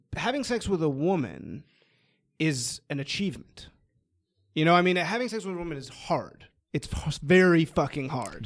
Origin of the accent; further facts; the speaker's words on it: Bloomsburg, Pennsylvania, United States; I was actually born in Bloomsburg, Pennsylvania